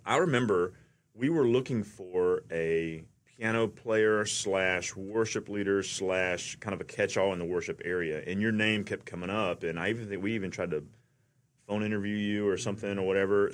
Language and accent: English; Atlanta, Georgia, United States; I'm from Atlanta.